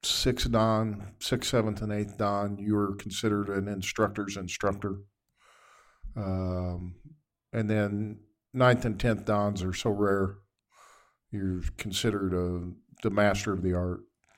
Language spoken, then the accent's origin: English; Indianapolis, Indiana, United States; I was born here in Indianapolis.